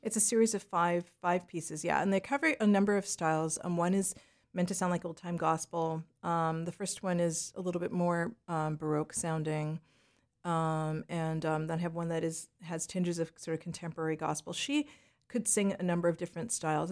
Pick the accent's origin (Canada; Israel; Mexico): Canada; Leduc, Alberta; moved away as an adult; also born or lived in Jamaica / Toronto / New York; growing up in Western Canada